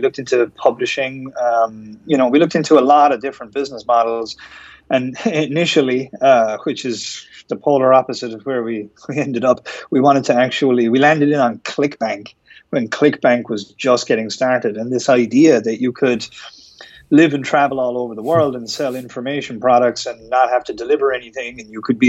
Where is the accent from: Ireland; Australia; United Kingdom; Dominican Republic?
Ireland; moved away as an adult; also born or lived in Miami Beach; I'm from Ireland. If you haven't guessed from my accent